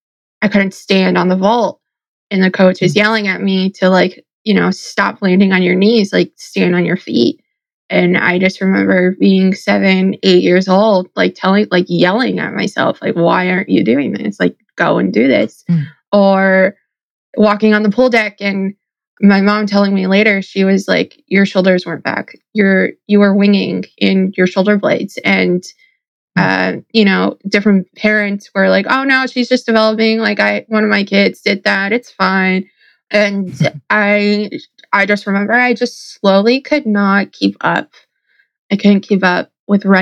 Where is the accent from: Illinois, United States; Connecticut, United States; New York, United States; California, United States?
Connecticut, United States; I'm from Connecticut